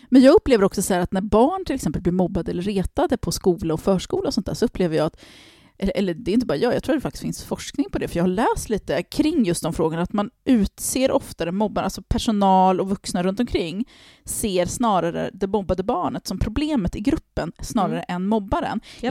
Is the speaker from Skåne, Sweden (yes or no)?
no; Harmånger, Gävleborg County, Sweden; när jag växte upp i Harmånger på 90-talet